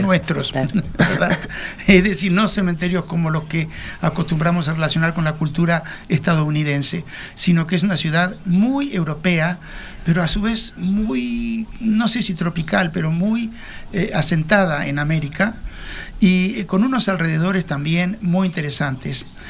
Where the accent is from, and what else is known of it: Uruguay